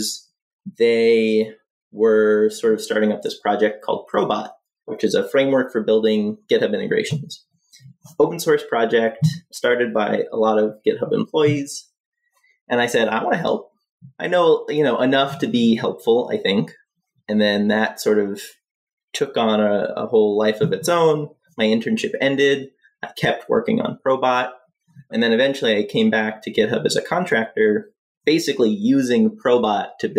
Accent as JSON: {"language": "English", "town": "Montreal", "region": "Quebec", "country": "Canada", "moved": "as an adult", "lives_now": "Toronto, Canada", "said": "I'm actually from Montreal and I moved here like 7 years ago."}